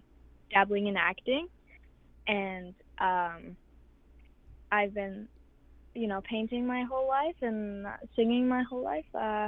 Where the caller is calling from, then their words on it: New York, United States; Home reservation of Wakusetsnet, right on the border of Canada and America, New York and Ontario.